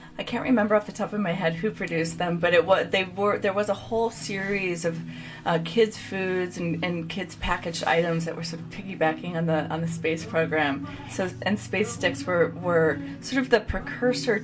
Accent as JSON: {"language": "English", "town": "Chicago", "region": "Illinois", "country": "United States", "said": "I'm from the Chicagoland area."}